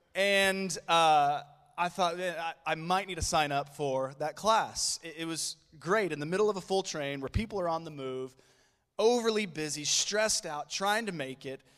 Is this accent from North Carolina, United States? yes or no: no; Oklahoma City, Oklahoma, United States; I am from Oklahoma City